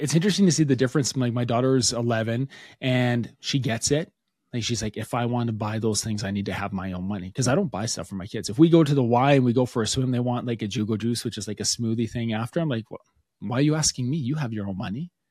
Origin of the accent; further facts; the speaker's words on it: Alberta, Canada; we're from Alberta, Canada.